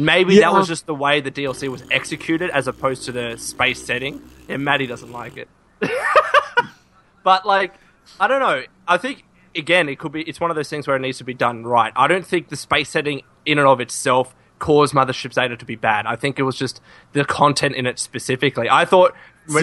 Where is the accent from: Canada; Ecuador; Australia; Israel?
Australia; I'm from Australia